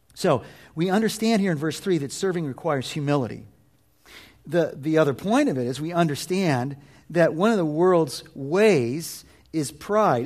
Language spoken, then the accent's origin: English; United States